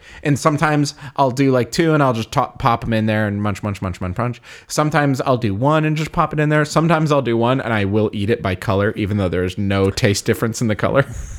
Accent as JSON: {"language": "English", "country": "United States", "said": "I'm American. I'm a little boy."}